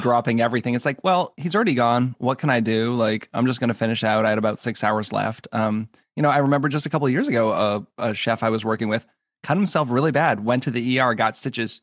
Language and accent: English; New England, United States; also born or lived in Minneapolis; now in Maryland, United States; I grew up in New England